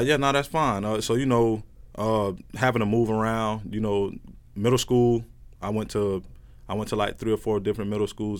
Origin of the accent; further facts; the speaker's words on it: Plant City, Florida, United States; moved away as an adult; also born or lived in Fort Myers; I'm from Plant City, Florida.